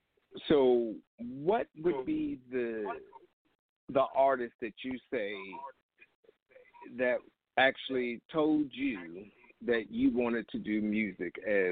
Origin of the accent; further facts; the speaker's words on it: Charlotte, North Carolina, United States; Yeah, I'm born and raised.